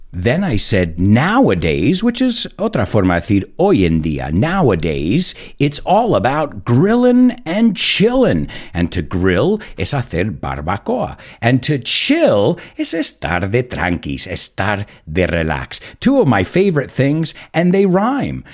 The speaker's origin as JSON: {"language": "English", "country": "United States"}